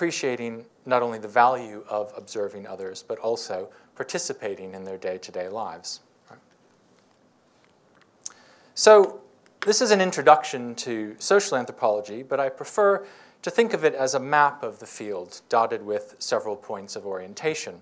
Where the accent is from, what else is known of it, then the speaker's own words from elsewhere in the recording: United States; moved away as an adult; I was coming from the United States